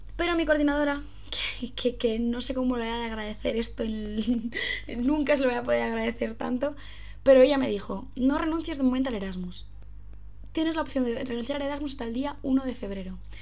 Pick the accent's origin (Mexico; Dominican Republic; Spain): Spain; Santoña, Cantabria; moved away as an adult; also born or lived in Lyon; now in Salamanca, Spain; siempre coincidimos en Santoño, o sea, siempre coincidimos en nuestra casa. y yo normalmente, cuando soy en Salamanca, pues solo ir a Cantabria una vez al mes